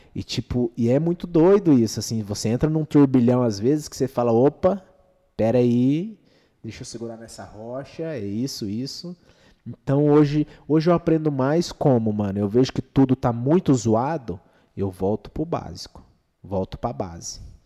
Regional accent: Dourados, Mato Grosso do Sul, Brazil; cidade natal nossa é qual? Dourados, Mato Grosso do Sul

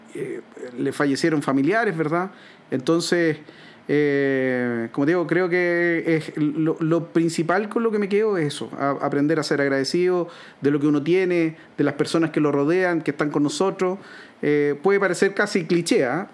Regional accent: Chile; nosotros como chilenos

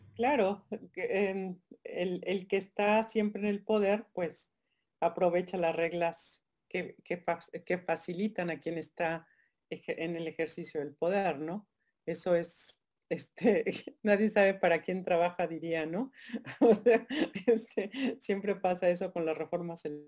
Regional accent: Guanajuato, Mexico; voy a traer mi estado, soy guanajuatense, siempre lo pongo por delante.

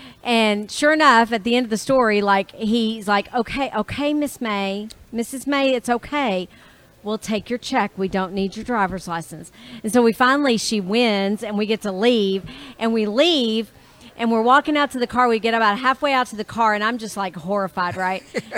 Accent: Belton, Texas, United States; So I'm from Belton, Texas.

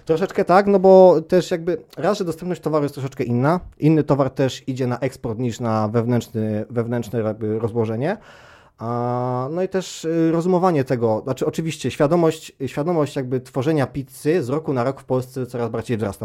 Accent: Palermo, Sicily, Italy; Ja wychowałem się w Palermo

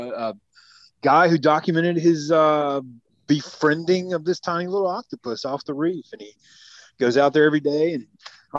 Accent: Michigan, United States; I grew up in the Michigan area

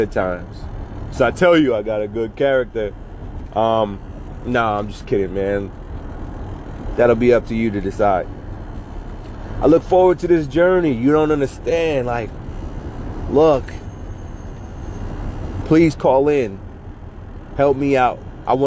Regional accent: Southwest Virginia, United States; I grew up in Southwest Virginia.

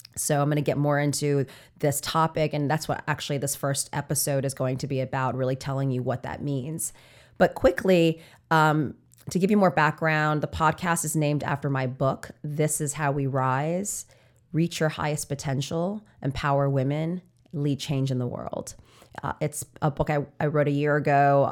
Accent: New York City, New York, United States; I'm from New York

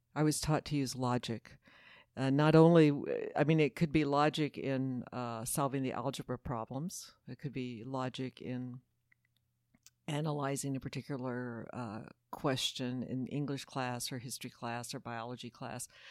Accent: Houston, Texas, United States; I grew up Catholic here in Houston, Texas, at Saint Peter the Apostle Parish

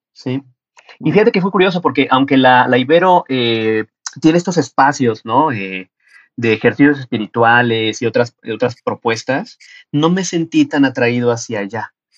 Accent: Mexico; las condiciones de cómo lo tenía yo que estudiar aquí en mi país no eran tan fáciles. Tenía que ir a Ciudad de México

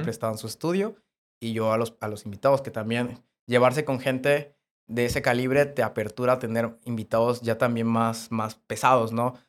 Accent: Cárdenas, Tabasco, Mexico; moved away as an adult; now in Puebla, Mexico; yo grababa en Cárdenas, porque yo soy de Cárdenas

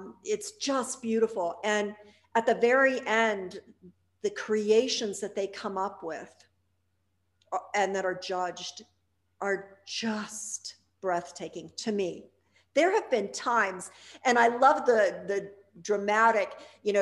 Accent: Pittsburgh, Pennsylvania, United States; I grew up outside of Pittsburgh, and that's a very glass area

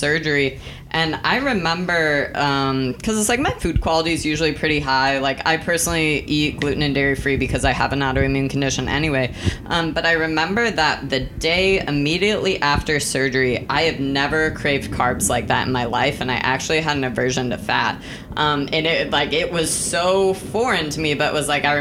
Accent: Texas, United States; I'm from Texas

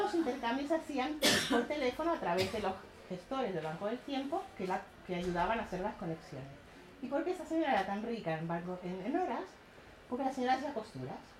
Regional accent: Chile; moved away; also born or lived in Cuba; yo soy chilena, nací en Cuba, pero soy chilena. En Chile vivíamos en una especie de comunidad

